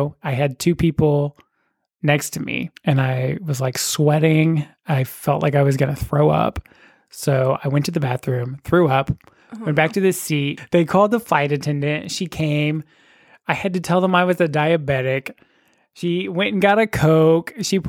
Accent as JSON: {"language": "English", "region": "Oklahoma", "country": "United States", "said": "I'm from Oklahoma."}